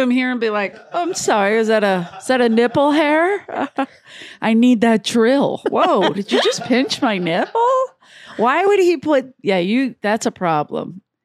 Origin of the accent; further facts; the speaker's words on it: United States; I grew up in America